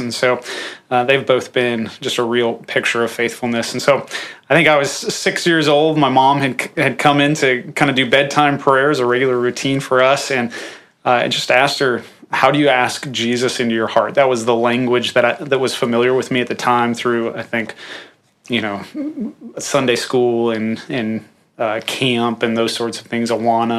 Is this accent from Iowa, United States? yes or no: yes; far northeast Iowa, United States; I'm from far northeast Iowa. I think it's the most aesthetically pleasing part of the state of Iowa. It's beautiful